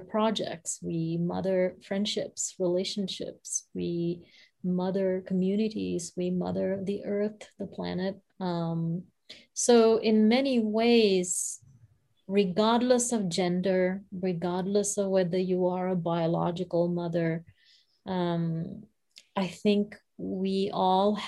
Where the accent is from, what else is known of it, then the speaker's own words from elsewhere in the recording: Sri Lanka; I come from Sri Lanka, so I come from a different culture to some degree